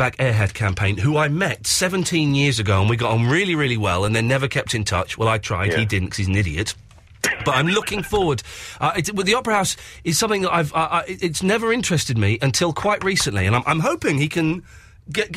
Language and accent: English; Slough, South East England, United Kingdom; I grew up in Slough